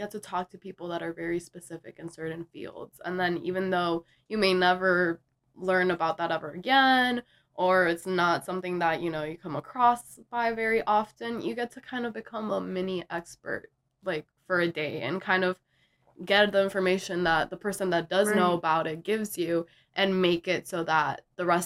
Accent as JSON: {"language": "English", "town": "Miami", "region": "Florida", "country": "United States", "tie": "born or raised there", "said": "growing up in Miami"}